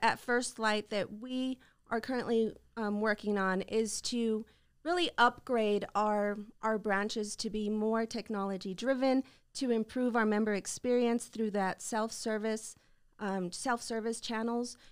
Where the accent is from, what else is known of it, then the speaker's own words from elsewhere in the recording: El Paso, Texas, United States; Well, I grew up in El Paso. You know, I'm kinda homegrown